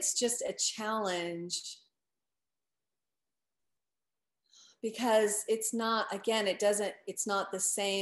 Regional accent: United States; I grew up in America and I grew up in the Christian faith

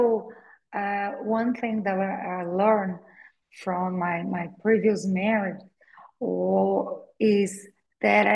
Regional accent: Brazil; I was born in Brazil, raised in Brazil. I'm a Brazilian woman from a small town in Brazil

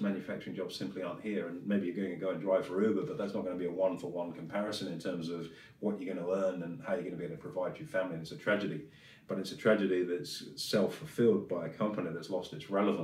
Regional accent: Swindon, South West England, United Kingdom; now in Australia; the town I grew up in Swindon

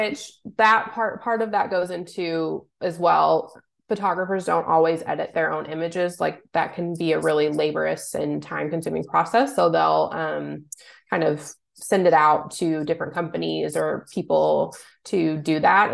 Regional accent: Louisville, Kentucky, United States; moved away as an adult; also born or lived in Cincinnati, Ohio; I'm originally from Louisville, Kentucky

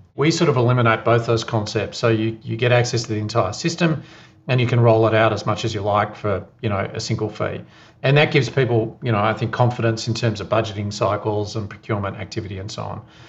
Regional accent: Geelong, Victoria, Australia; now in Melbourne, Australia; I live in Melbourne at the moment, but I grew up in Geelong.

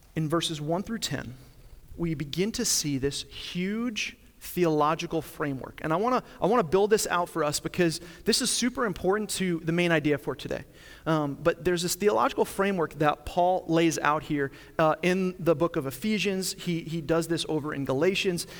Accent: Long Island, New York, United States; moved away; I grew up in Long Island, New York

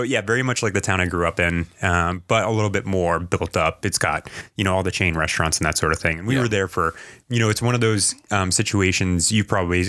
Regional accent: New England, United States; we come from New England

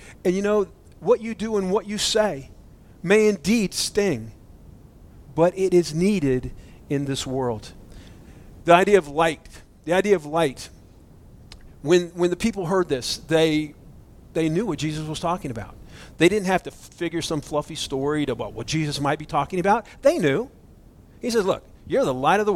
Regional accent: Florida, United States; I'm from Florida

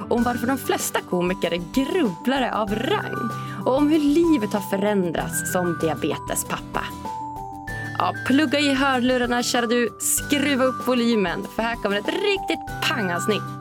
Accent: Umeå, Västerbotten County, Sweden; Jag är från Sofiehem.

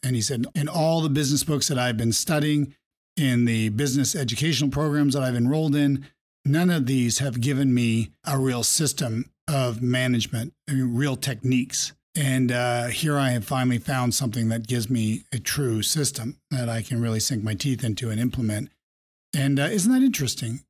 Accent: Vermont, United States; Growing up in Vermont

